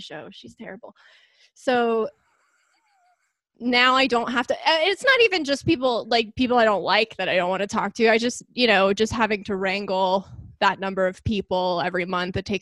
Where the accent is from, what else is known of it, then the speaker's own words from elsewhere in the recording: East Coast, United States; moved away; I'm from the East Coast